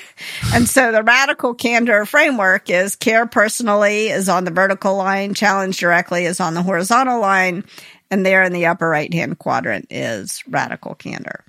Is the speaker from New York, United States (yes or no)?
no; Memphis, Tennessee, United States; moved away; I grew up in Memphis, Tennessee